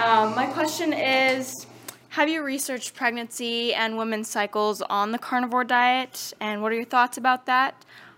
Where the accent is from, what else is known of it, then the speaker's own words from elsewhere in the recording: Oregon, United States; I'm from Oregon.